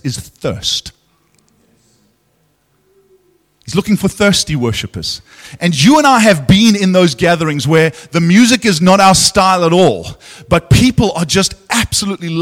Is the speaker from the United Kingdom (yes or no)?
no; South Africa; as a South African